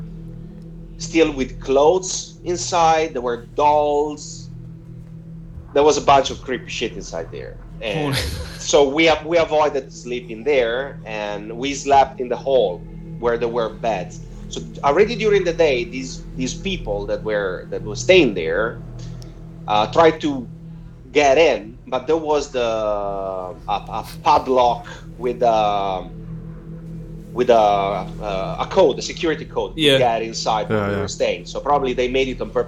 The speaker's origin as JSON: {"language": "English", "town": "Rimini", "region": "Emilia-Romagna", "country": "Italy", "tie": "born or raised there", "moved": "yes", "said": "my hometown where I grew up in Rimini, on the Adriatic Sea, the east coast of Italy."}